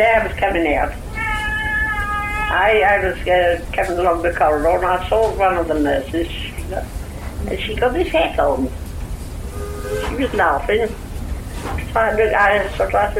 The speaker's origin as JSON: {"language": "English", "region": "London", "country": "United Kingdom", "said": "I'm a Londoner"}